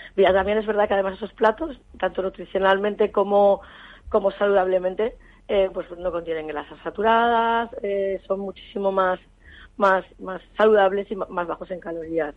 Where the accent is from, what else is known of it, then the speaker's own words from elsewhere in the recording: Valencia, Valencian Community, Spain; soy de Valencia